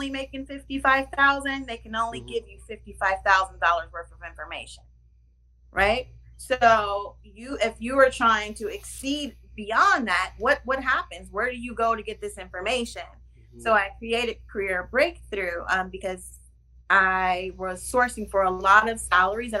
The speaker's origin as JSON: {"language": "English", "region": "Ohio", "country": "United States", "moved": "yes", "lives_now": "New York City, United States", "said": "I'm in New York City, but I'm from Ohio"}